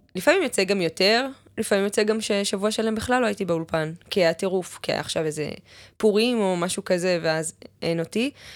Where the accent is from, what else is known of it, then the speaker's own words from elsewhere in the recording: Ma'ale Adumim, Jerusalem District, Israel; now in Tel Aviv, Israel; ליד ירושלים, מעלה אדומים